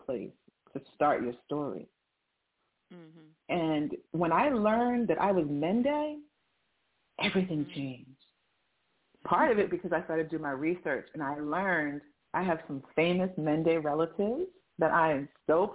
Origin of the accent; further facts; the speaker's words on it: New Jersey, United States; moved away as an adult; now in Arizona, United States; I was born and raised in New Jersey.